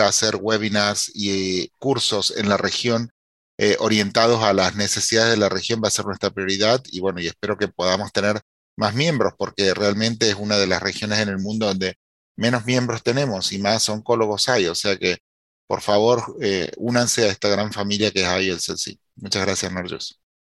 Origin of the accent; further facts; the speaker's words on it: Argentina; now in United States; con mi país, Argentina